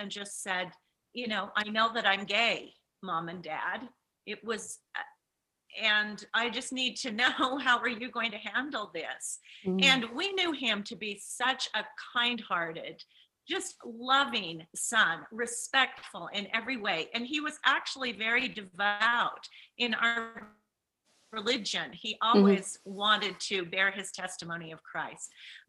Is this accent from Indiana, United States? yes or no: no; Utah, United States; I'm from Utah, I was raised as a Mormon